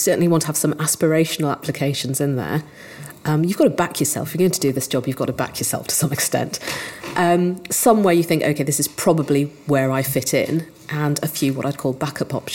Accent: Yorkshire and the Humber, United Kingdom; moved away; I grew up in North Yorkshire

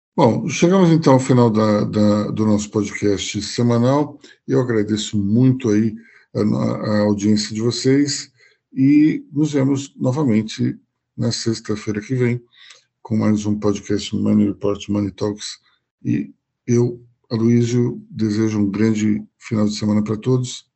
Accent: Brazil; como brasileiros

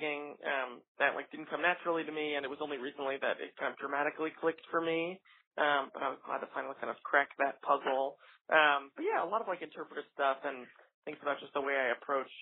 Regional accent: New York, United States; my hometown opera house

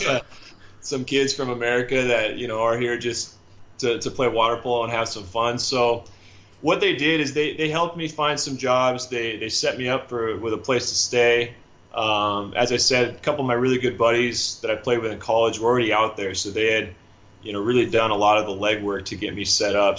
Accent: Seattle, Washington, United States; moved away as an adult; also born or lived in Southern California / Budapest, Hungary; I'm from the Northwest, so I got my start, you know, playing out in Seattle

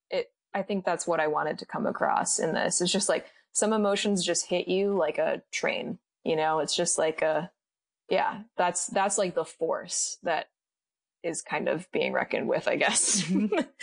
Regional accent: Midwest, United States; being Latinx and growing up in the Midwest

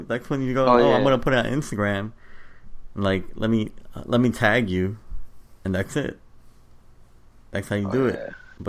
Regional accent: New York, United States; me being a New Yorker

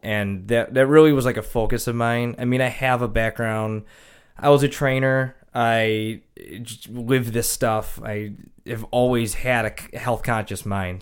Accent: Kenmore, New York, United States; also born or lived in Anaheim, California / Charlotte; I'm from Kenmore.

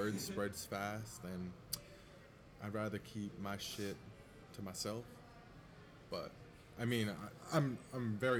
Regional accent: NoVA, Virginia, United States; moved away; Yeah, I come up from Nova, so there is a lot of everything up there.

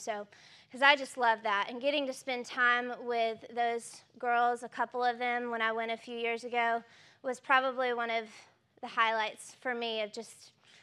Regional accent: Newnan, Georgia, United States; I'm from Noonan

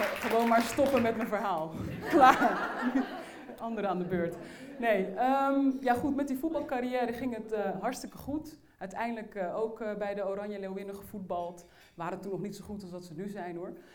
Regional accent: Uithoorn, North Holland, Netherlands; ik ben opgegroeid in Uithoren. Dat is een plaats niet ver van Amsterdam.

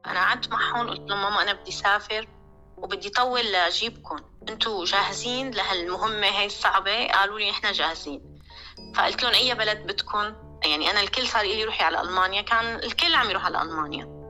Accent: Damascus, Damascus Governorate, Syria; moved away as an adult; also born or lived in Lebanon; now in Malmö, Sweden; من دمشق

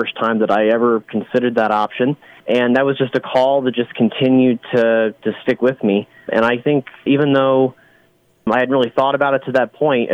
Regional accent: Great Bend, Kansas, United States; I grew up in Great Bend for most of my life

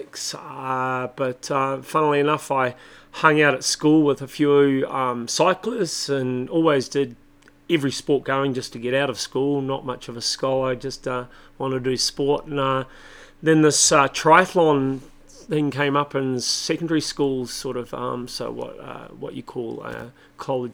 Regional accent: Christchurch, Canterbury, New Zealand; now in Taupo, New Zealand; I was born in Christchurch, New Zealand, but okay. I live in Taupo, New Zealand.

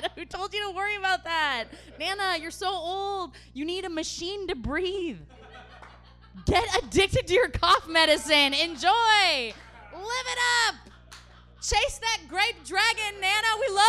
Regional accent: Portland, Oregon, United States; moved away as an adult; now in Los Angeles, United States; I'm from Portland, Oregon

